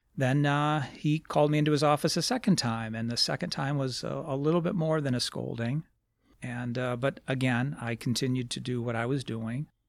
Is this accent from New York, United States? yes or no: no; Lansing, Michigan, United States; I grew up in Lansing